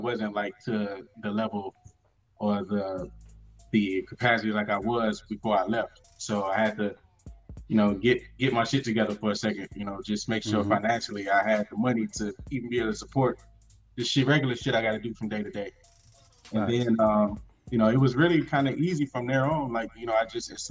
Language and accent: English; Chicago, Illinois, United States; moved away as an adult; now in North Carolina, United States; I was born and raised in Chicago.